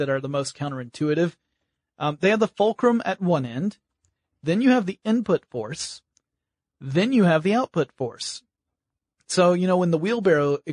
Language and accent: English; Georgia, United States; I'm from Georgia.